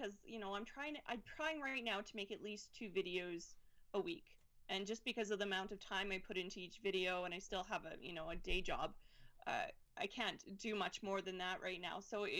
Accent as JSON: {"language": "English", "region": "Alberta", "country": "Canada", "said": "I'm from Alberta."}